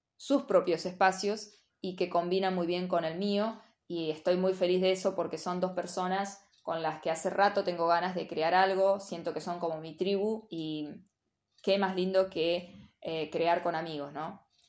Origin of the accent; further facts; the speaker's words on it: General Villegas, Buenos Aires Province, Argentina; moved away as an adult; Yo vengo de un pueblo de General Villegas donde la mayoría, por lo menos en mi época, como diría mi mamá, ya empecé a decir mi época. En mi época, eh, o nos íbamos a estudiar o nos quedábamos a trabajar en Villegas.